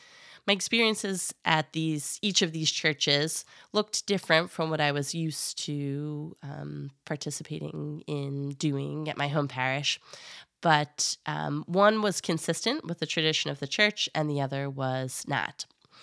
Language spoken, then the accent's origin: English; East Coast, United States; also born or lived in Oregon; I was born in Oregon. We moved to the East Coast shortly after that.